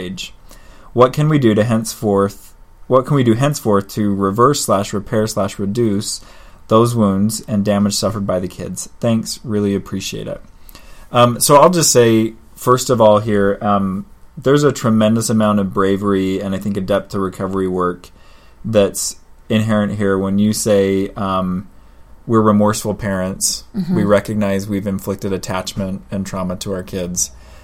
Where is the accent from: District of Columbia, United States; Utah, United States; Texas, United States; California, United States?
Utah, United States; Ogden; Ogden, Utah, my hometown.